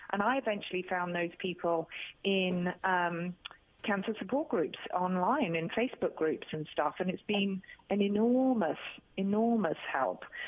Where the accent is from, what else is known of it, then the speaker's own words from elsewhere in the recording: United Kingdom; accent: British; I'm a Brit.